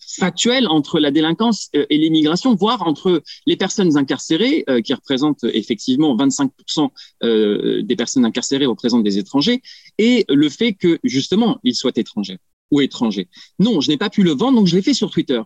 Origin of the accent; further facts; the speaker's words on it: France; chez nous en France